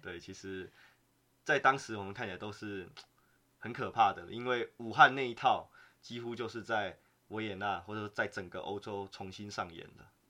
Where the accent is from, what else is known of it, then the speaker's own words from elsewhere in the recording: Taiwan; moved away as an adult; now in Vienna, Austria; 我们台湾人在海外